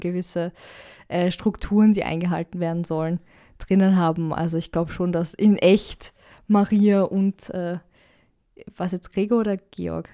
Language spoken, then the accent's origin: German; Austria; ich da als Österreicher